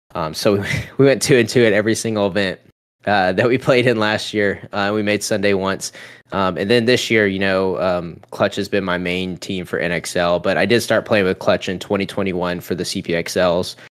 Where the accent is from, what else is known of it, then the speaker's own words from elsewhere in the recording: Charleston, South Carolina, United States; my hometown in Charleston